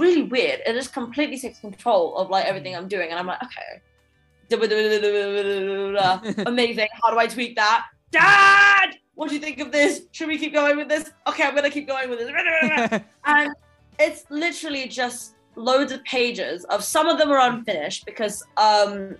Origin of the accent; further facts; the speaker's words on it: London, United Kingdom; growing up in London, obviously I started my music career at quite a young age